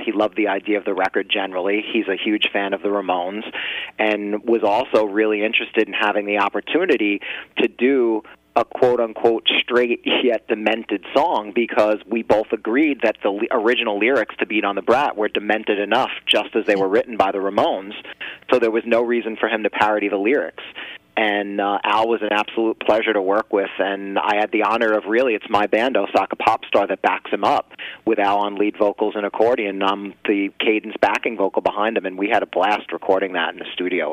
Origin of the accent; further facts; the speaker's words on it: New Jersey, United States; we're all originally from New Jersey